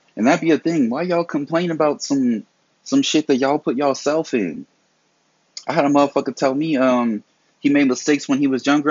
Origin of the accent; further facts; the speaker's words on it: the South, United States; I was raised, you know, I'm from the South.